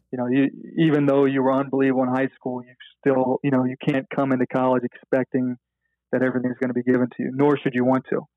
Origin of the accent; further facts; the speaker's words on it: Memphis, Tennessee, United States; growing up in Memphis